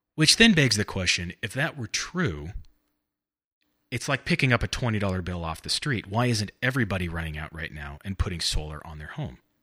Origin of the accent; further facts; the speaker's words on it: Bakersfield, California, United States; also born or lived in Santa Barbara, California; grew up in Bakersfield